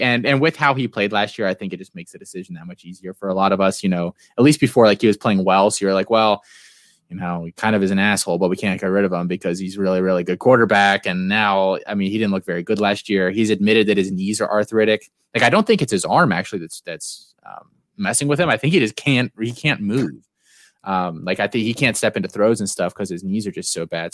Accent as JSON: {"language": "English", "country": "United States", "tie": "born or raised there", "said": "for being born and living here in the U S"}